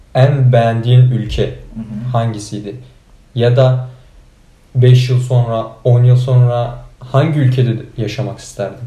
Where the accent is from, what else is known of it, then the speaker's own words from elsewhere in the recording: Turkey; now in Poland; ben Türk'üm